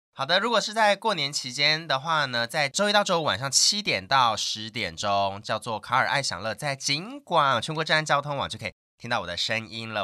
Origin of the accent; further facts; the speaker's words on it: Taoyuan, Taiwan; accent: Sixian Hakka; also born or lived in Hsinchu; 我自己是桃园人